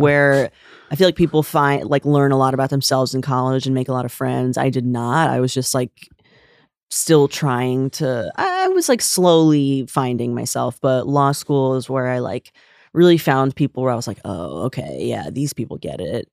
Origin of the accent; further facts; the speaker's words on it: Bergen County, northern New Jersey, United States; also born or lived in New York City / Boston / Jerusalem; I am from northern New Jersey, from Bergen County